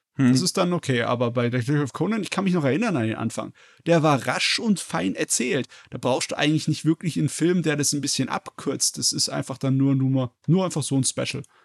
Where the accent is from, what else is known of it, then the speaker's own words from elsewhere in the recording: Germany; bei uns in Deutschland